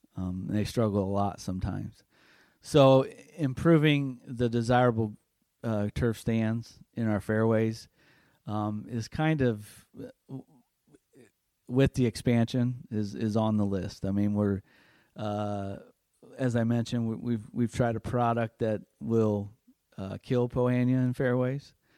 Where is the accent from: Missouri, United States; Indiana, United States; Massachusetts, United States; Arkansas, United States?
Indiana, United States; North Judson; my hometown in North Judson